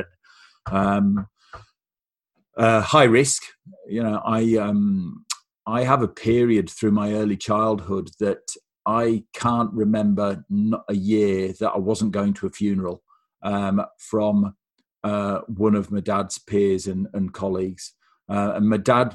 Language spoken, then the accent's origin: English; Lake District, Cumbria, North West England, United Kingdom; now in Australia; So originally, I'm from Cumbria in the northwest of England. And I was born and raised in a place called the Lake District